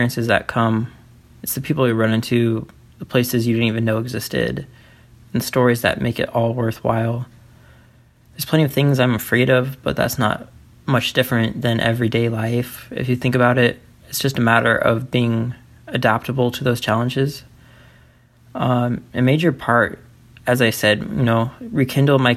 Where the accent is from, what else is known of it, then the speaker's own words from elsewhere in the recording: Iowa, United States; I'm from Iowa, currently Cedar Rapids, Iowa